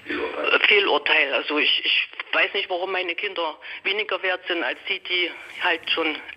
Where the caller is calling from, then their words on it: Jena, Thuringia, Germany; Ich ja, ich bin aus Jena, wünsche einen guten Morgen in die Runde und höre sehr viel Ihre Sendung.